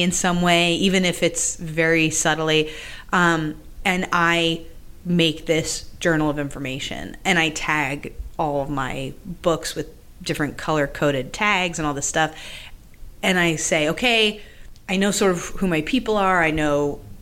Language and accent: English; Massachusetts, United States; I grew up in Massachusetts